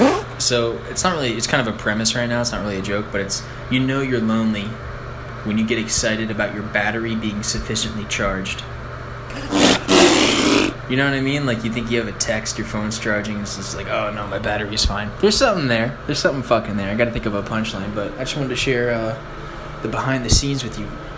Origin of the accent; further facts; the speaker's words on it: Ireland; And I'm an Irish person.